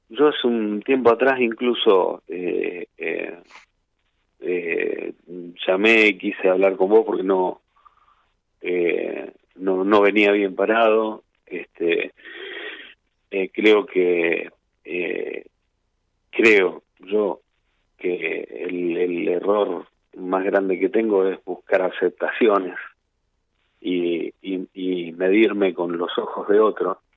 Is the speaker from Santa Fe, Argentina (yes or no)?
yes; Villa Gobernador Gálvez, Santa Fe, Argentina; Este, soy de Villa Gornador Gálvez, eh, Rosario, al sur está una ciudad que se llama Villa Gobernador Galvez.